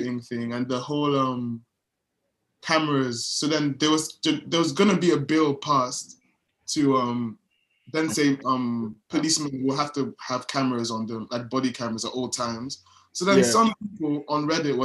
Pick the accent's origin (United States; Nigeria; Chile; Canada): Nigeria; I'm Nigerian.